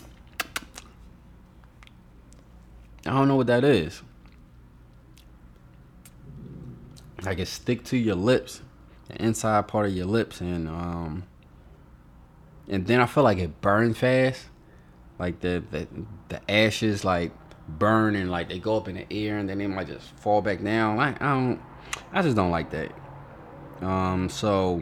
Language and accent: English; Philadelphia, Pennsylvania, United States; moved away as an adult; now in Atlanta, United States; I'm from South Philly